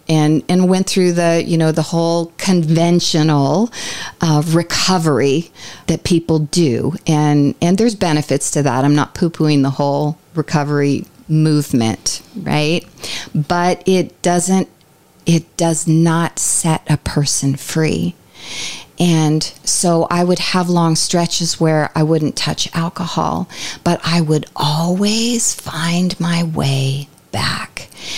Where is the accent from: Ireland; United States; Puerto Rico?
Ireland; I'm Irish.